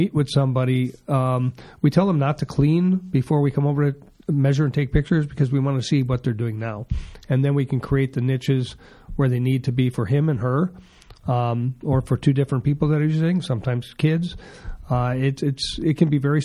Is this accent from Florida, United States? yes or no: no; Wisconsin, United States; now in Arizona, United States; I'm from Wisconsin